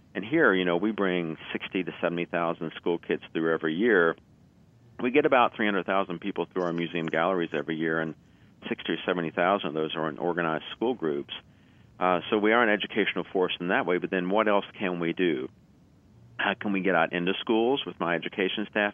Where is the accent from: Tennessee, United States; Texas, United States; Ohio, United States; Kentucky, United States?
Kentucky, United States; moved away as an adult; I grew up in Kentucky